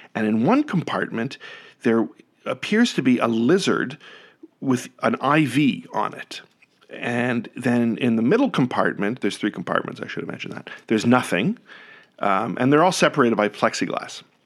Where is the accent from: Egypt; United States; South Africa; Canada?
Canada; moved away; as a Canadian